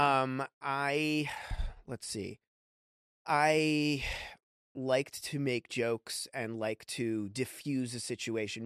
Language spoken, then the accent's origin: English; New York, United States; I grew up in New York